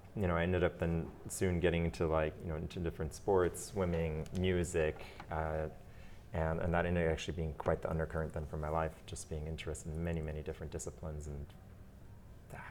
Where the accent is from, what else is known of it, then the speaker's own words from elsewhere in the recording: Germany; also born or lived in Belgium; now in United States; my parents are Austrian, but I was born in the United States and then grew up in Belgium and in Germany. And when I arrived in Belgium, I was the American. When I arrived in Germany, I was the Belgian, right?